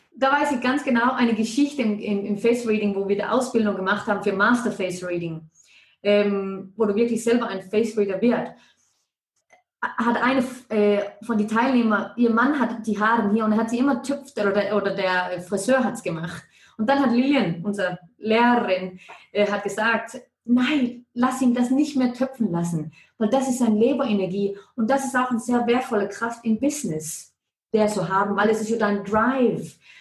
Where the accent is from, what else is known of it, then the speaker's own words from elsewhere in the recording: Denmark; German is a second language; moved away as an adult; now in Ilanz, Switzerland; wenn irgendetwas komisch tönt mit meinem Deutsch, ist es, weil ich bin Dänin, obwohl dass ich schon 20 Jahre hier